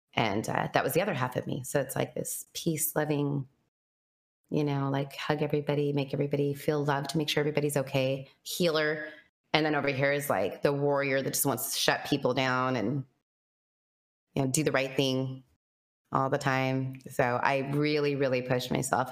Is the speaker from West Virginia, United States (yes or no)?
no; Cheyenne, Wyoming, United States; Wyoming, Cheyenne, Wyoming.